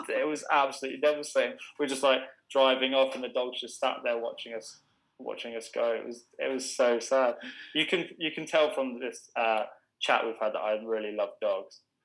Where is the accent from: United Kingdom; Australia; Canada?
United Kingdom; England